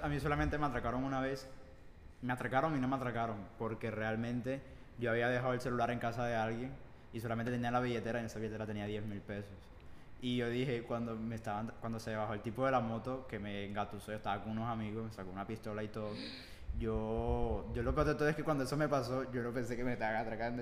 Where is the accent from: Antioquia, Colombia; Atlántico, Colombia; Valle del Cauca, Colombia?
Atlántico, Colombia; Barranquilla; yo sí soy de Barranquilla